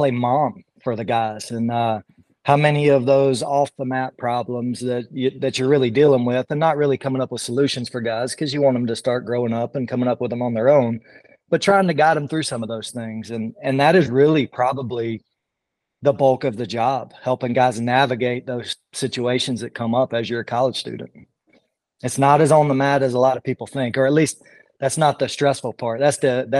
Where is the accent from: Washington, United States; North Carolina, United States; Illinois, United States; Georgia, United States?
Georgia, United States; moved away as an adult; now in Iowa, United States; I'm from Georgia originally